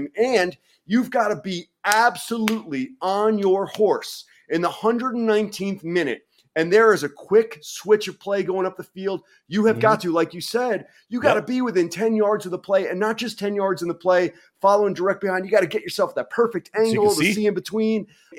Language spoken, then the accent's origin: English; New York City, New York, United States; My mom acted off Broadway. I grew up in New York City.